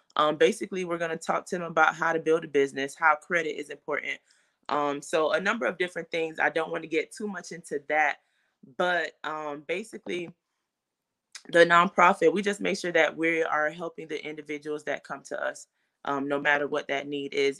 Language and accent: English; Fort Lauderdale, Florida, United States; I am from Fort Lauderdale, Florida, born and raised.